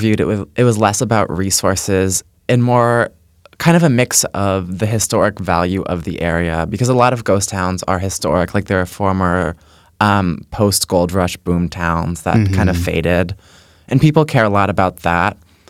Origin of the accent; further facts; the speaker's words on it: Connecticut, United States; I'm from Connecticut